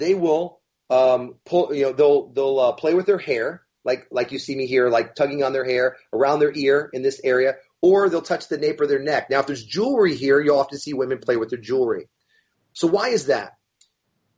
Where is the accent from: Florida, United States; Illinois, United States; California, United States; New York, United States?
Florida, United States; We're from Florida